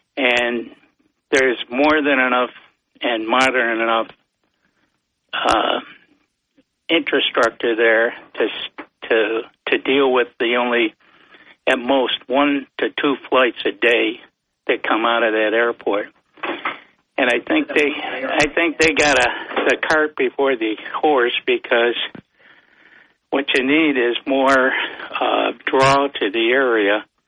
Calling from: Vestal, New York, United States; from Vestal.

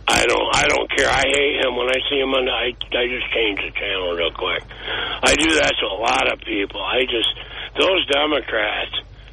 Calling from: Boston, Massachusetts, United States; from Boston.

